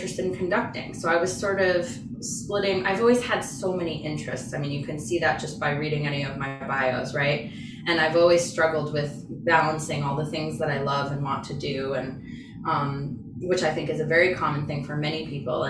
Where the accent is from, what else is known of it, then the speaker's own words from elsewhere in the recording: New York, United States; moved away as an adult; now in Boston, United States; I'm from New York